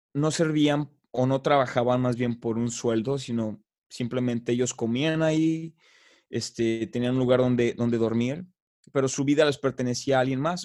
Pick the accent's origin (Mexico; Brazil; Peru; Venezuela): Mexico; moved away; yo soy de allá, yo soy mexicano